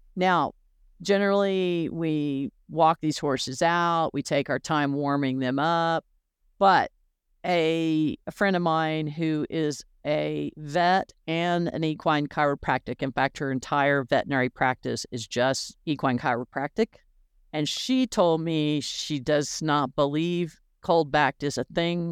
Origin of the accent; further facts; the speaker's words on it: Florida, United States; growing up in Florida